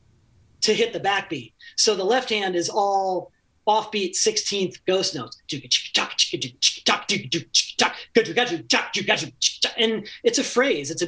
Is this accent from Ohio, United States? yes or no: yes; rural Ohio, United States; moved away as an adult; now in Los Angeles, United States; my hometown in, you know, rural Ohio, which, you know, had 8,000 people in it.